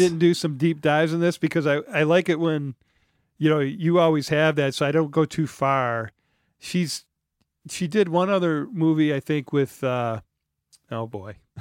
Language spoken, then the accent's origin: English; Detroit, Michigan, United States; I'm from Detroit